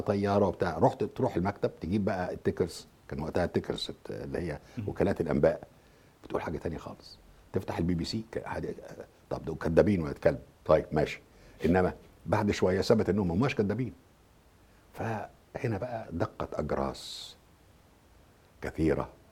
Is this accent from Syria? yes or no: no; Egypt; أنا كمصري